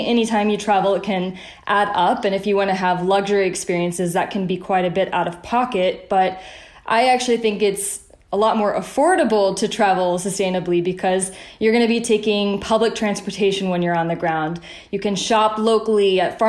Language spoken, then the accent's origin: English; the South, United States; I grew up in the South, where the motto, leave a place better than you found it, is really instilled in you